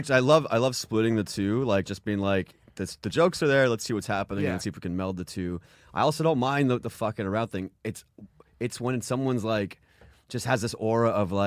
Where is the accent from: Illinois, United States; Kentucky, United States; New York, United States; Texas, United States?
New York, United States; Queens; I grew up in Queens. I went to college here. You know, half my life has been New York.